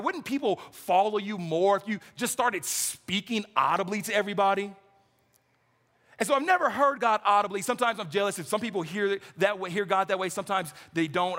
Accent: California, United States; moved away; I'm from California

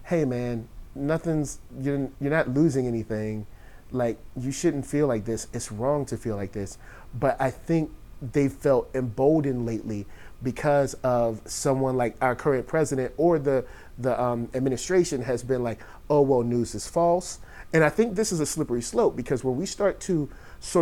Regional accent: Virginia, United States; I'm from Virginia

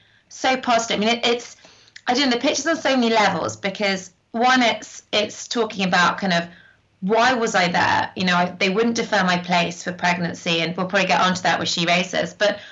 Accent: North West England, United Kingdom; born or raised there

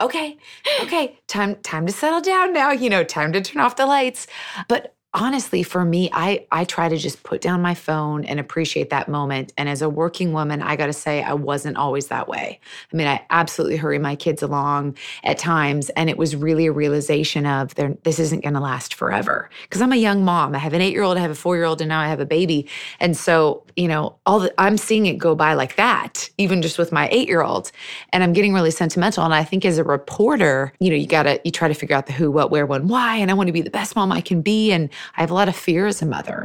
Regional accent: Seattle, Washington, United States; I was born and raised in Seattle

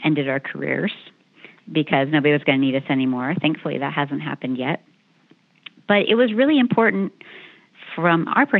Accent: Danville, Pennsylvania, United States; moved away; in my hometown of Danville, Pennsylvania

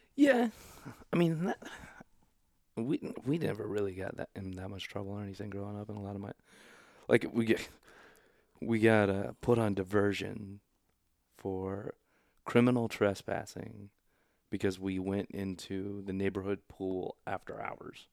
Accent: Overland Park, Kansas, United States; also born or lived in Oklahoma / Missouri; I grew up in Overland Park, Kansas.

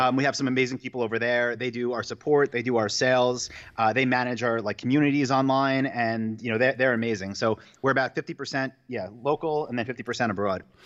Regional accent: New York, United States; moved away as an adult; also born or lived in Asia; now in Austin, United States; I'm from New York

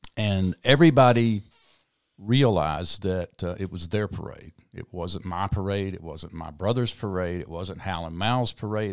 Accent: South Mississippi, United States; moved away; also born or lived in New Orleans, Louisiana; I grew up in South Mississippi

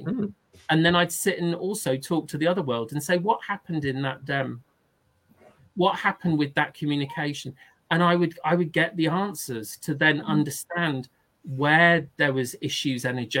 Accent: Northern England, United Kingdom; I knew she was Northern because she had a lovely Northern accent, and I'm from the North, but haven't got the accent.

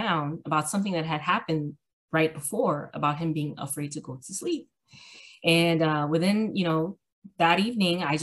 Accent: Miami, Florida, United States; I am born and raised in Miami, Florida

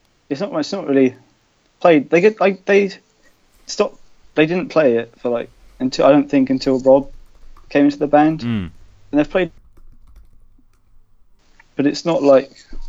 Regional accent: London, United Kingdom; moved away; I'm from London. And I'm at university

